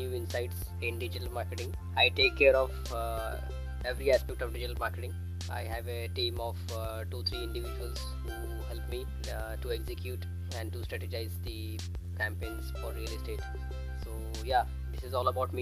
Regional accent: Mumbai, Maharashtra, India; I'm basically from Mumbai

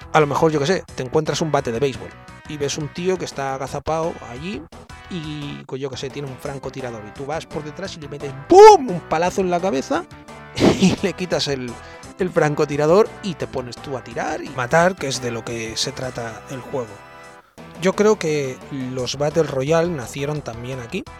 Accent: Spain; los españoles

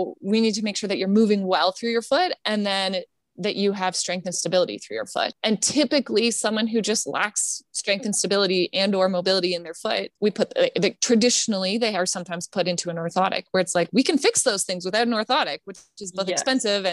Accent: Canada; I'm Canadian, but I'm a member of our Canadian Physiotherapy Association

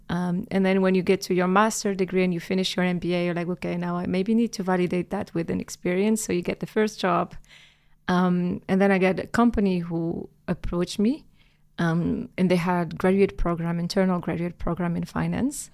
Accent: Algeria; moved away as an adult; I'm Algerian born and raised. Um, I grew up in Algeria

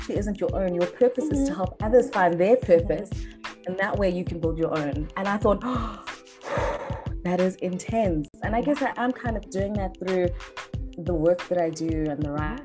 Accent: East London, Eastern Cape, South Africa; now in Cape Town, South Africa; I was born and bred in East London, had a very good upbringing, raised by my mother

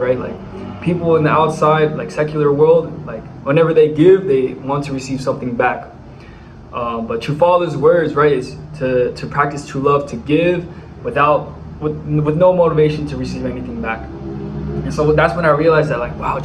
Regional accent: Bay Area, California, United States; moved away as an adult; now in Dominican Republic; I'm from the Bay Area, California

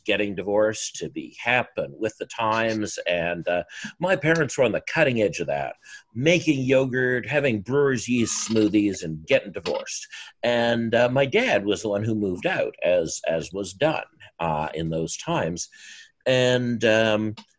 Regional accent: Burnaby, British Columbia, Canada; I grew up in Sven Robinson's Riding Association in the NDP

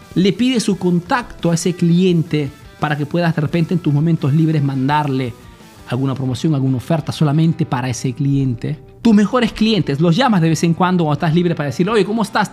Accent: Peru; now in Italy

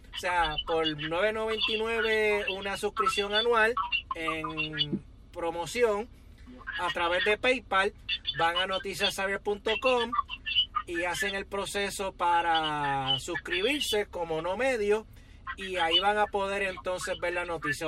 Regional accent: Yabucoa, Puerto Rico; moved away; also born or lived in Río Piedras, Puerto Rico; Yo cuando salí de Yabucoa tenía una, una visión de vida distinta a la que tuve cuando me mudé a Río Piedra

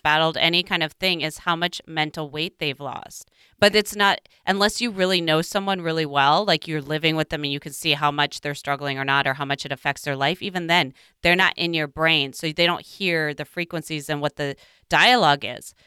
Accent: Midwest, United States; growing up in the Midwest

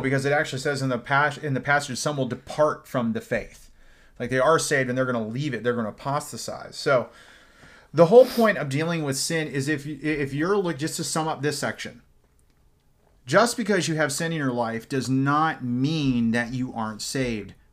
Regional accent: Dublin, California, United States; also born or lived in Fresno, California; I grew up in Dublin. before Fresno, not Ireland, California

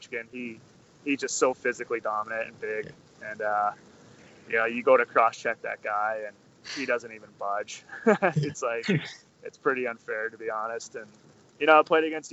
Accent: United States; also born or lived in Canada; me playing in Canada as an American

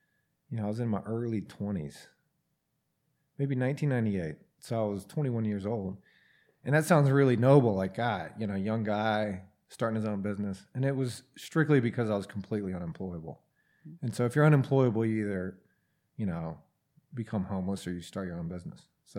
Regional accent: Atlanta, Georgia, United States; From Atlanta.

